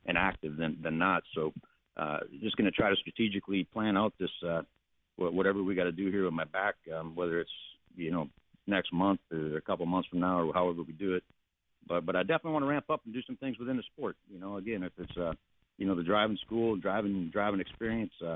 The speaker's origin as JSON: {"language": "English", "country": "United States", "tie": "born or raised there", "said": "we grew up in the Mississippi River"}